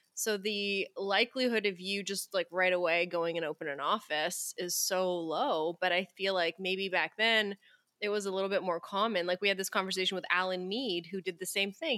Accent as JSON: {"language": "English", "country": "Canada", "said": "I'm from Canada, so it's cold here"}